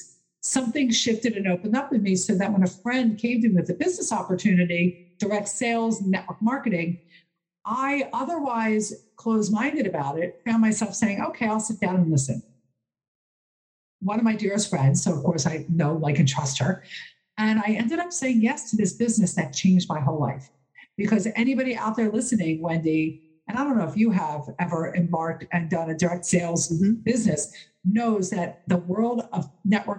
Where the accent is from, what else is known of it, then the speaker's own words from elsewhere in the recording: Philadelphia, Pennsylvania, United States; my hometown, Philadelphia